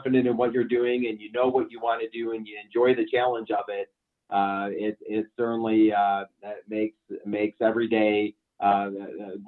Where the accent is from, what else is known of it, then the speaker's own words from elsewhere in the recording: Chicago, Illinois, United States; moved away as an adult; now in Denver, United States; born and raised in the Chicago area, and moved out to Colorado back in January of 1999